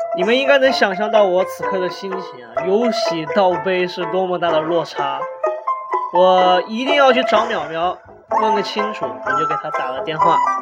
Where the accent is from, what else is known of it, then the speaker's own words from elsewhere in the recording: China; 我们中国人